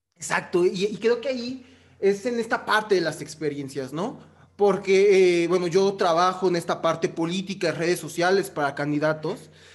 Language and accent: Spanish; Mexico; yo no soy ni de Perú, yo soy de México.